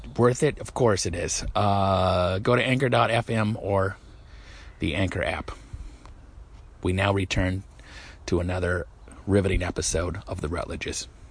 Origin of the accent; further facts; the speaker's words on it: Washington, United States; I'm from Washington State my whole life